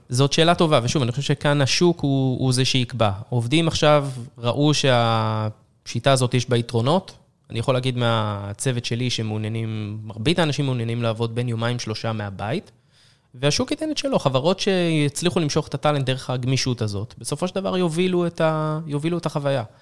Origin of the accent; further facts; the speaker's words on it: Israel; עם כל היכולת שלנו כישראלים